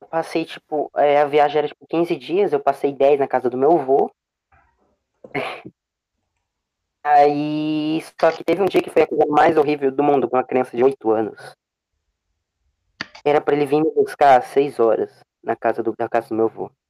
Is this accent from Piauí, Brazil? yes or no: no; Ceará, Brazil; Ah, mano, eu sou cearense.